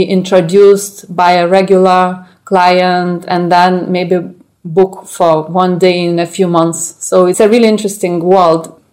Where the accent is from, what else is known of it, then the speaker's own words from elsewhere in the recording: Lithuania; moved away as an adult; also born or lived in Paris; So I come from Lithuania. I've lived there until I was 18. And at 18 years old, I moved to Paris.